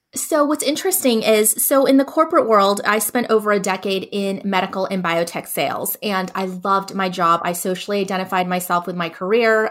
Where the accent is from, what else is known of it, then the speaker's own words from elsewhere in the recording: Southern California, United States; also born or lived in Northeast United States; now in Northeast, United States; I live now in the Northeast, and I'm originally from Southern California